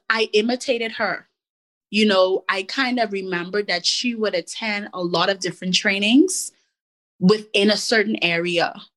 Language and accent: English; Bahamas; moved away as an adult; also born or lived in Elmira, New York / Washington, D.C. / Virginia; growing up in the Bahamas